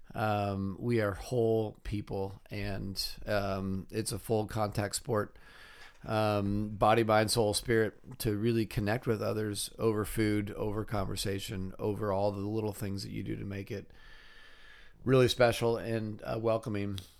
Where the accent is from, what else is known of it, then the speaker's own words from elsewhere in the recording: California, United States; moved away as an adult; also born or lived in Wheaton, Illinois; I grew up in California